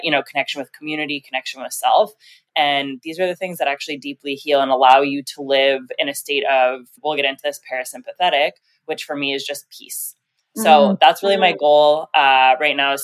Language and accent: English; Canada; also born or lived in Mexico / Colombia; I'm Canadian. I'm currently living in Toronto.